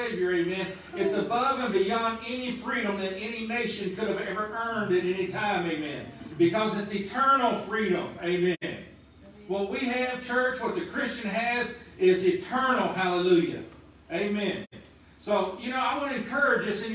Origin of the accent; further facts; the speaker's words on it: United States; the freedom I have as an American